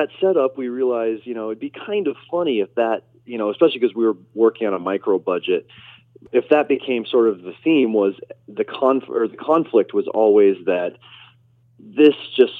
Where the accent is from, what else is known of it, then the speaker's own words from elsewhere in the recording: Nebraska, United States; My family's from Chicago originally. I was raised in Nebraska.